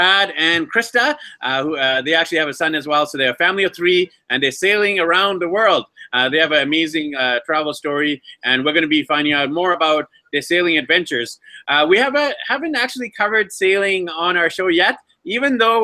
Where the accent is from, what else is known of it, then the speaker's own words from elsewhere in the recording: Vancouver, British Columbia, Canada; moved away; I'm actually from Vancouver, BC, Canada originally